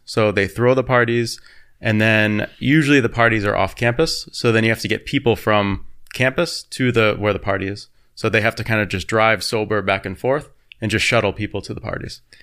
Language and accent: English; United States; now in Berlin, Germany; as an American living in Berlin